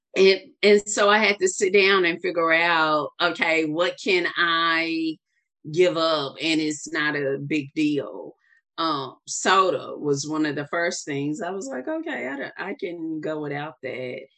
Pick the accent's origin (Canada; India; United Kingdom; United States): United States; the South; I'm from the South